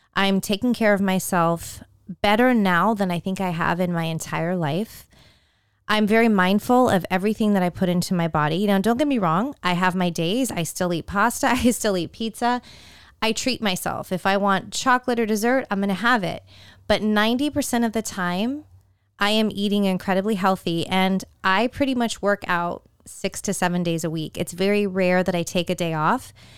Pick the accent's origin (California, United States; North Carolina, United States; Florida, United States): California, United States; Growing up in California